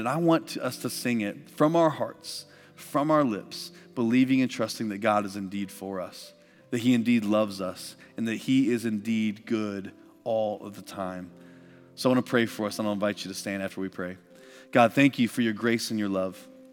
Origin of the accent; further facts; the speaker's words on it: Midwest, United States; I grew up in the Midwest